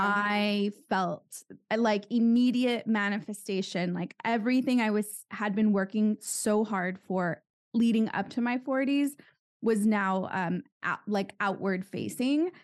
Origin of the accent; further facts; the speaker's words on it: San Juan Capistrano, California, United States; I'm from California and I grew up in a town called San Juan Capistrano